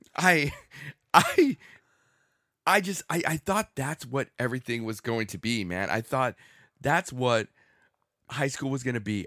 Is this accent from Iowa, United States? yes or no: no; Southern California, United States; I grew up in Southern California